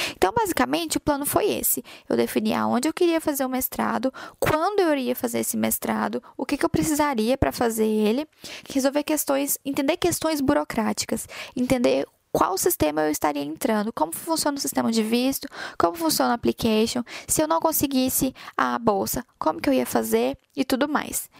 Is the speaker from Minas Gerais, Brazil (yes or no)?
no; Goiânia, Goiás, Brazil; moved away as an adult; now in Ireland; eu saí de Goiânia, lá do meio do Brasil, lá no meio de Goiás